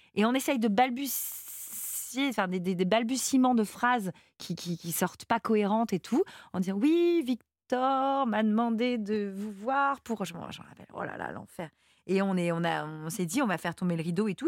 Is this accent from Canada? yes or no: no; France; je suis française